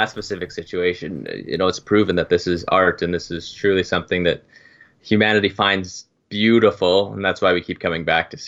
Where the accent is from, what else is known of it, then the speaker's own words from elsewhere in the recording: Turks & Caicos Islands; I'm from Turks and Caicos